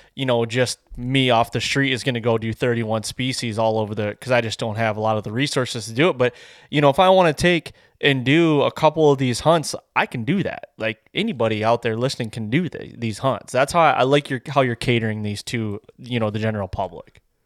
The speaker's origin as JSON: {"language": "English", "region": "Michigan", "country": "United States", "said": "I'm from Michigan"}